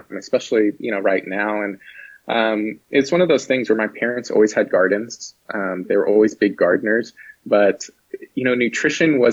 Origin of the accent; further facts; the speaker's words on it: Santa Maria, California, United States; I was born and raised down in Santa Maria, where I still live actually to this day.